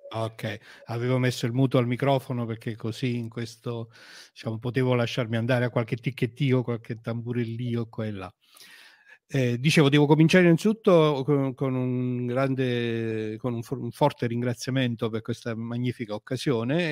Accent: Avellino, Campania, Italy; io sono di Avellino, sono un avellinese.

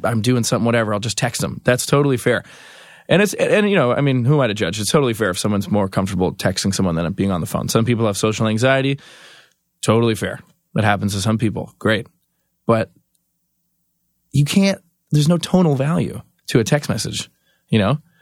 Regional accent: Canada; I'm from Canada

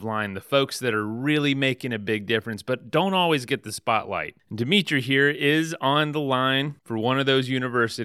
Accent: Florida, United States; I'm from Florida

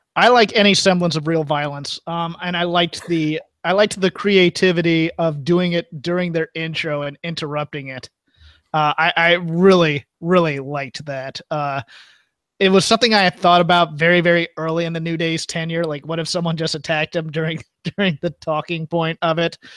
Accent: Virginia, United States; my home state people of Virginia

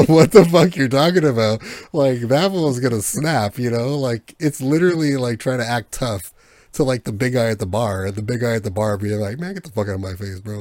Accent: United States; I'm American

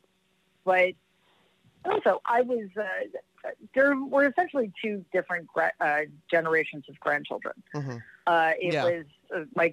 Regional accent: New York City, New York, United States; I grew up in Jamaica, Queens

